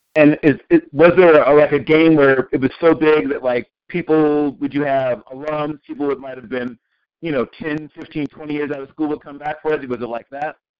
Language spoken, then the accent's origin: English; Tidewater, Virginia, United States; Old Dominion, back in my neck of the woods, my hometown, the Tidewater, Virginia